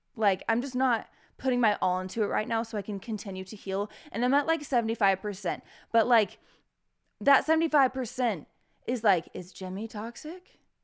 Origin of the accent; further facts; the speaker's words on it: United States; As an American